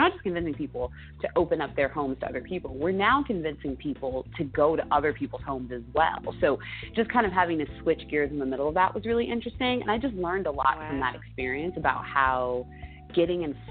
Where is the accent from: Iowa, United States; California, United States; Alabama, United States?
California, United States; Los Angeles; moved away as an adult; also born or lived in Chicago / San Francisco / New York / Atlanta; I grew up in North Hollywood